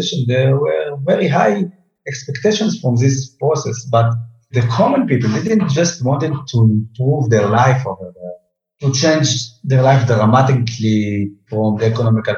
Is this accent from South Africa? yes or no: no; Haifa, Haifa District, Israel; grew up in the 80s, I can still remember that once in a while, in the beautiful streets of my hometown, Haifa